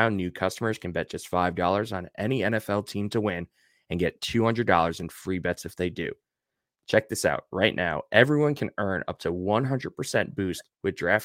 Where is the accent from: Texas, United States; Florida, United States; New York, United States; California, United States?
New York, United States; Deer Park; now in Charlotte, United States; I'm from Deer Park